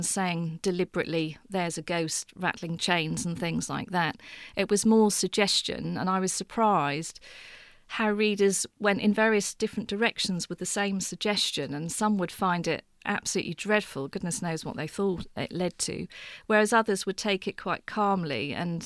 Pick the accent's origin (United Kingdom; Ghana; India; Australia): United Kingdom; Beccles, East of England; I was born in Suffolk at Beccles, but spent an awful lot of time in my childhood at the coast